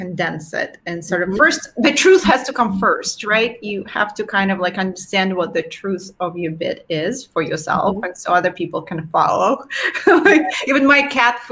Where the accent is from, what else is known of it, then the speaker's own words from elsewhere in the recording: Russia; moved away; growing up in Soviet Russia with no feminine sanitary products